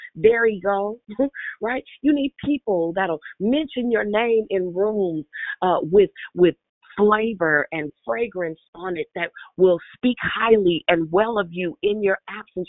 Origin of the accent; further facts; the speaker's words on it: Richmond, United States; I'm from Richmond